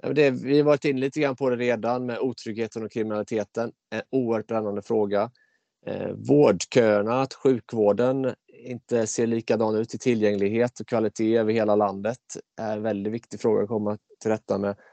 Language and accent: Swedish; Mullsjö, Jönköping County, Sweden; jag kom in i kommunfullmäktige hemma i Mullsjö som 19-åring